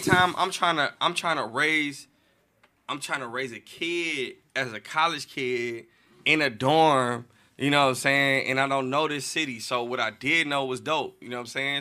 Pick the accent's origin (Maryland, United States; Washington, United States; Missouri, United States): Missouri, United States; St. Louis; I'm from Saint Louis. I'm from all the bad blocks, you know what I'm saying? Um, I grew up a little bit, you know, everywhere